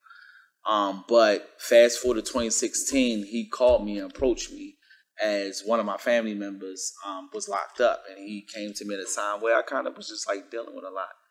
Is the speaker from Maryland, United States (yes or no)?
yes; Baltimore, Maryland, United States; I'm from the West City of Baltimore, from the trenches, as we label it and call it